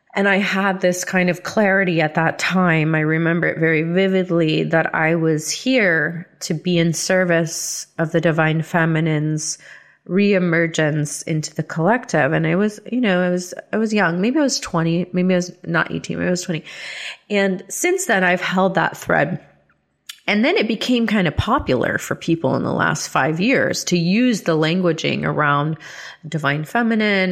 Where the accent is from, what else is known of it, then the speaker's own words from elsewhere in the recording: the South, United States; I started rejecting Christianity after growing up in the South.